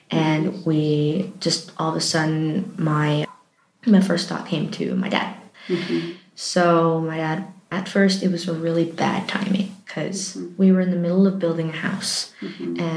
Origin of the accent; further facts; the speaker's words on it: Michigan, United States; also born or lived in Pennsylvania / Montana; I was born in Pennsylvania, United States, and just moved across kept going west. With I pretty much grew up in Michigan, and then I moved to Montana